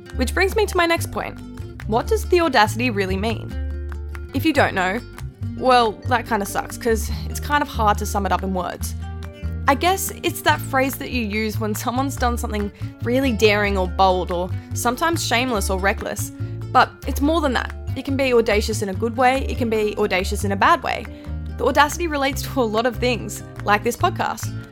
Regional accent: Tamworth, New South Wales, Australia; moved away as an adult; now in Wollongong, Australia; I was born and raised in Tamworth, New South Wales, but I've lived in Wollongong, New South Wales for the last three and a half years studying.

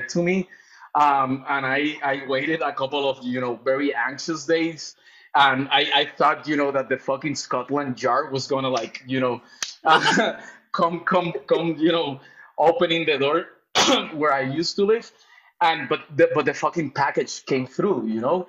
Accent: Puerto Rico; also born or lived in London, United Kingdom; now in Mexico; I'm actually from Puerto Rico. I was raised in Puerto Rico, even though I've been living for the longest year in Mexico.

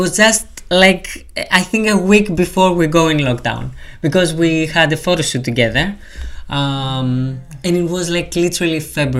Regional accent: Greece; also born or lived in Portsmouth; now in London, United Kingdom; It's like my second home. Now I have a third home, like for London, because I moved from Greece.

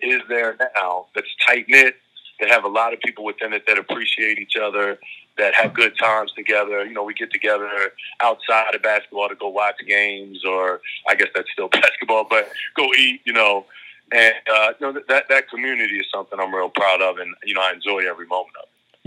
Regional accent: Baltimore, Maryland, United States; I grew up in South Baltimore

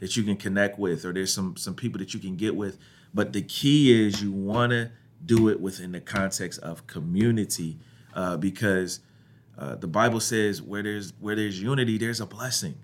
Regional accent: Ohio, United States; I grew up in Ohio

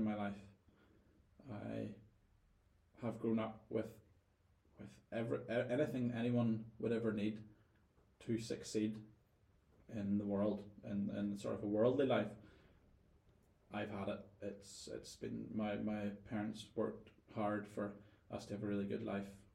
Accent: Northern Ireland, United Kingdom; moved away as an adult; I was a Northern Irish guy

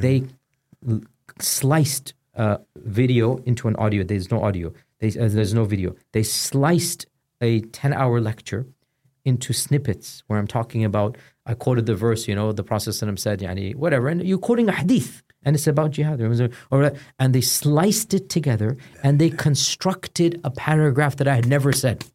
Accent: Houston, Texas, United States; born or raised there; moved away as an adult

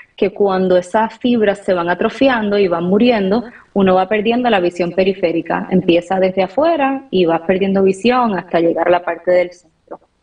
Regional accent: Puerto Rico; moved away as an adult; also born or lived in Washington, D.C. / Atlanta; now in United States; soy de Puerto Rico. Eh, toda mi familia la tengo por allá

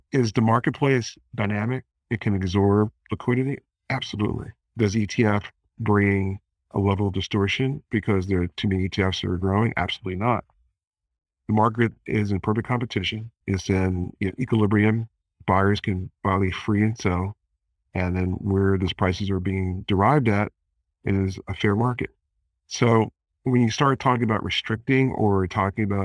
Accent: Philadelphia, Pennsylvania, United States; my hometown, Philadelphia

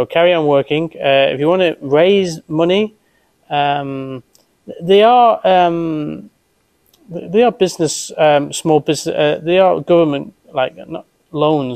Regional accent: Lytham St Annes, North West England, United Kingdom; also born or lived in Toronto, Canada; I'm from Lytham.

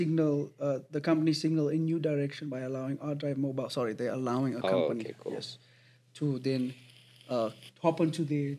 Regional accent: South Africa; That me as a South African

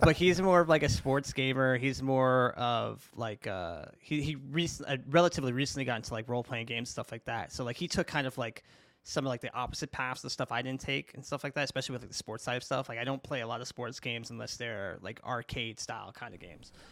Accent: New York City, New York, United States; I grew up in Brooklyn

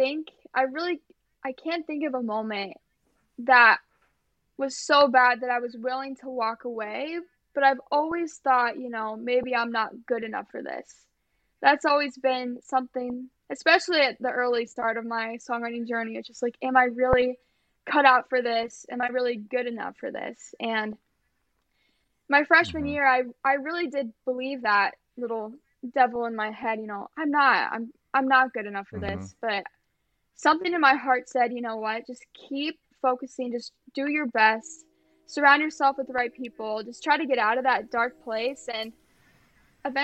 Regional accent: Iowa, United States; I'm from Iowa too

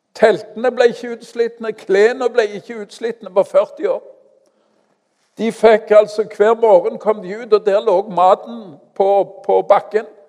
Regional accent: Stavanger, Rogaland, Norway; also born or lived in Kenya; Jeg kommer fra Madla.

